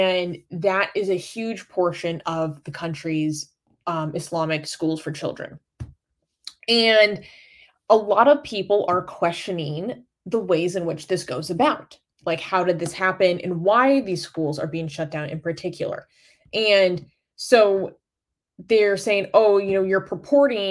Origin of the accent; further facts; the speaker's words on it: United States; I'm an American